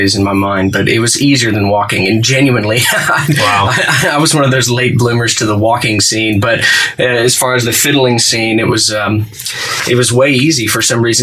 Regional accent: Fort Worth, Texas, United States; now in Nashville, United States; So I grew up in Texas, Fort Worth, Texas, 6th Avenue to be precise, in Fort Worth, Texas, in the Ryan Place neighborhood.

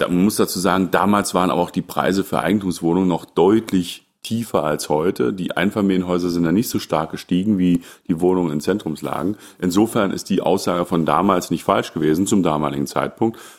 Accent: the East, East Germany, Germany; ich bin ja im Osten groß geworden

